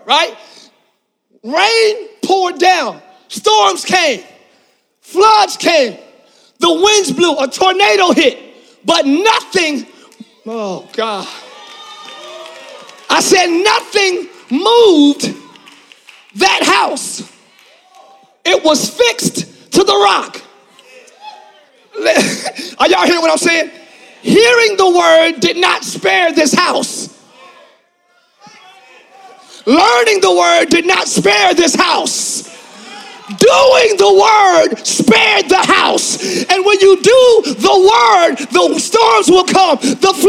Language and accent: English; Philadelphia, Pennsylvania, United States; now in Orlando, United States; I'm from Philly.